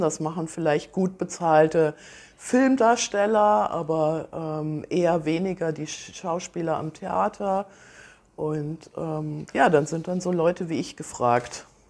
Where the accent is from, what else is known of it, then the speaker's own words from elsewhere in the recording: Kassel, Hesse, Germany; now in Aalen, Germany; ich bin in Kassel geboren